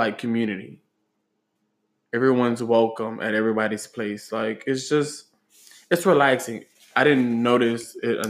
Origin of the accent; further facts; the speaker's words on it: Grand Coteau, Louisiana, United States; Okay, I am from Grand Coteau, Louisiana.